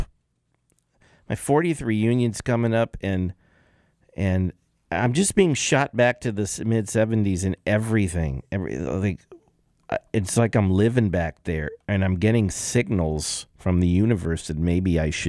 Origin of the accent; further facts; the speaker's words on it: Los Angeles, California, United States; I grew up in the San Fernando Valley, Grant High School, Valley College